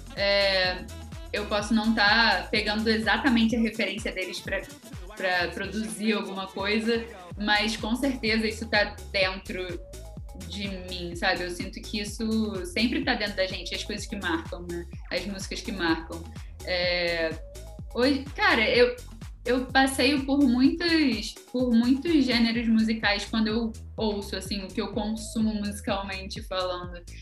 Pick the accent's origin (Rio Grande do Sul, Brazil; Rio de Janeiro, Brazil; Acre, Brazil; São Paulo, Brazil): Rio de Janeiro, Brazil; Niterói; sou de Niterói